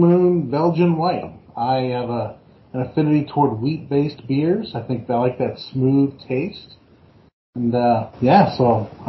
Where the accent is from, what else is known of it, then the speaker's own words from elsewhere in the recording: Piqua, Ohio, United States; moved away as an adult; also born or lived in Illinois; I grew up in Pickwell, you know, you guys just north of where you guys are at, and grew up a Bengals fan.